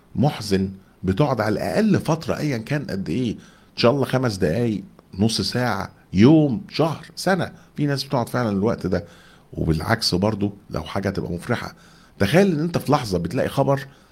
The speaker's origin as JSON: {"language": "Arabic", "country": "Egypt", "said": "احنا كمصريين"}